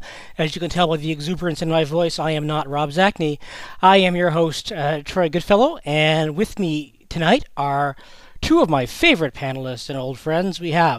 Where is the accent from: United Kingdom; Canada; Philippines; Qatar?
Canada; I'm so Canadian.